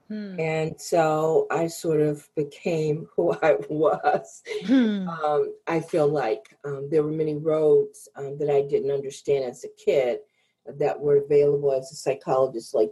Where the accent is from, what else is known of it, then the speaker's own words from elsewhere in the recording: Chicago, Illinois, United States; I grew up in the Chicago area